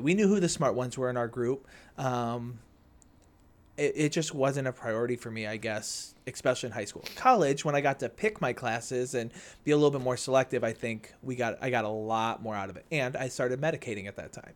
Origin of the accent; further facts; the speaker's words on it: Naperville, Illinois, United States; born and raised in Naperville